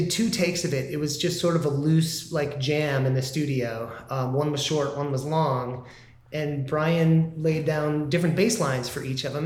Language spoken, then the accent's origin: English; Midwest, United States; now in Southern California, United States; I'm not from California. I'm from the Midwest